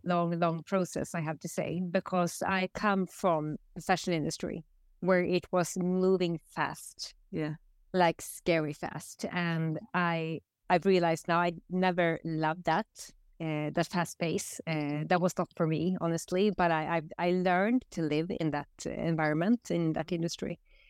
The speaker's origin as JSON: {"language": "English", "town": "Västerås", "region": "Västmanland", "country": "Sweden", "tie": "born or raised there", "second_language": "English", "said": "here in Västerås. After 20 years being away from here, I did grow up here. I wasn't born here, but I grew up here"}